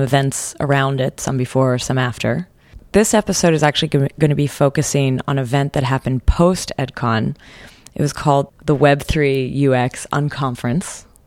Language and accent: English; Canada; as a Canadian